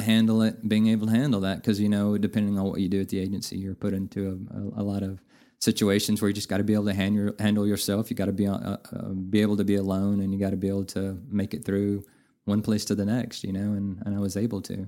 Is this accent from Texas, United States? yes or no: yes; Navasota, Texas, United States; moved away as an adult; now in Amarillo, United States; I'm originally from Navasota, which is about okay. 70 miles north of Houston, a uh, smaller town, about oh, seven or eight thousand